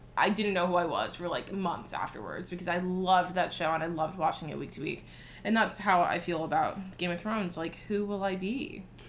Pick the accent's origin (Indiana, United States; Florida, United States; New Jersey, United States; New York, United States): Florida, United States; South; I'm from South Florida